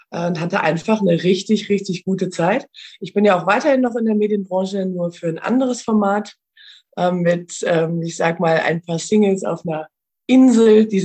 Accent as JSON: {"language": "German", "region": "Rhineland", "country": "Germany", "moved": "as an adult", "lives_now": "Vienna, Austria", "said": "Ich bin ja vor zehn Jahren nach Wien gegangen. Ich komme ursprünglich aus, äh, aus dem Rheinland und äh, bin vor zehn Jahren ausgewandert"}